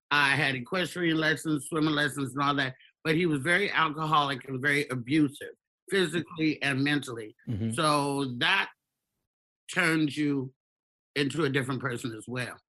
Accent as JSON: {"language": "English", "town": "Tollette", "region": "Arkansas", "country": "United States", "tie": "born there", "said": "Let me just backtrack and say I was born in Tollette, Arkansas. I have seven brothers and sisters."}